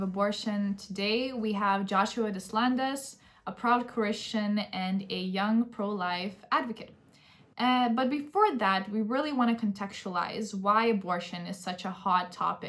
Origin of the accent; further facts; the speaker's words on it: Lithuania; It's so nice to have you watching the show. I am originally born and raised in Lithuania.